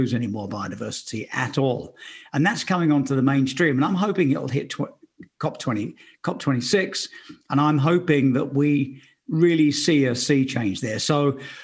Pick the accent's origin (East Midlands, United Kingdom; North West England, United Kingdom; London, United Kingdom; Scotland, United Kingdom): London, United Kingdom; Romford; I grew up in Romford, Essex